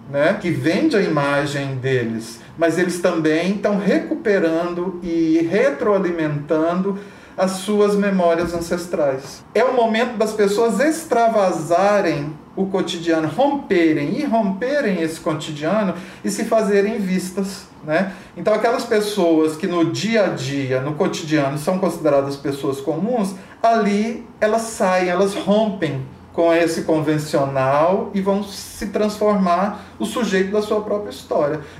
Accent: Brazil; E me vi, então, é, inserido dentro desse contexto, porque sou brasileiro, né? sou praticante das religiões de matriz africana, sou pesquisador, mas ao mesmo tempo também sou um devoto.

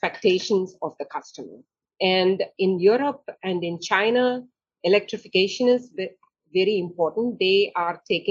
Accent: India; also born or lived in Germany; now in United States; I was born in India.

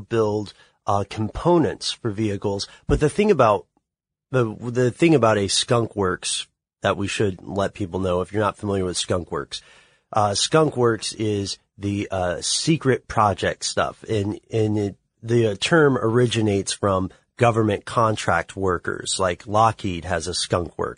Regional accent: Tennessee, United States; I'm from Tennessee

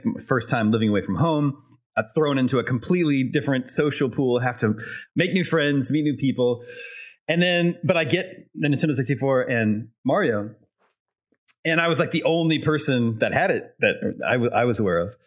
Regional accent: Lenexa, Kansas, United States; my hometown, there was a local video store, not a Blockbuster. It was a local video store called Video Library. It was in Lenexa, Kansas

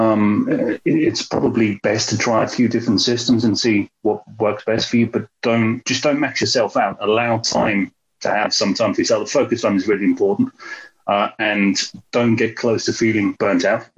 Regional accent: London, United Kingdom; I'm from London, the UK

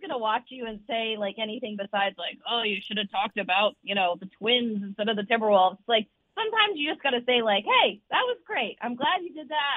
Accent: Minnesota, United States; moved away; my hometown in Minnesota

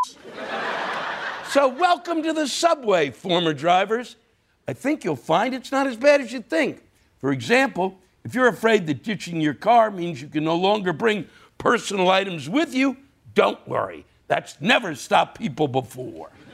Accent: New York City, New York, United States; I'm a New Yorker

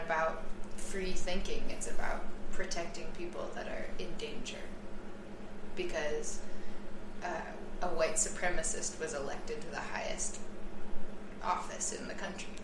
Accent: United States; I am an American

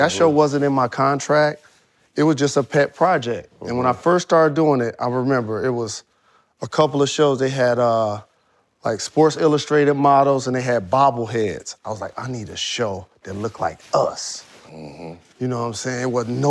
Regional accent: Detroit, Michigan, United States; And I'm a Pistons fan. I'm from Detroit.

